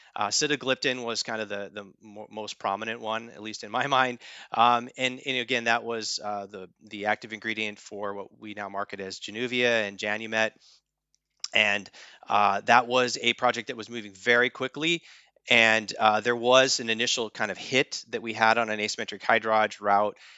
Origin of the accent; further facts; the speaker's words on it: Spearfish, South Dakota, United States; moved away; I was born and raised in the Black Hills of South Dakota in Spearfish, South Dakota